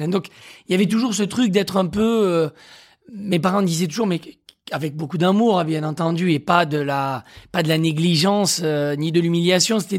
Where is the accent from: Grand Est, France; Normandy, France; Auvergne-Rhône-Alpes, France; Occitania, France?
Occitania, France; je viens de l'Aveyron